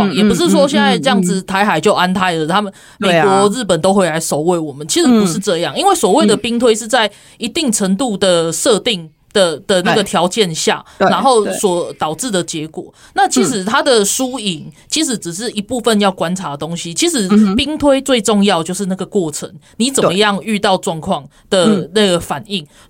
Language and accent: Chinese; Taiwan; 所以所以也是告诉我们台湾人，就是说我们在讲我们自己准备好，不是开玩笑。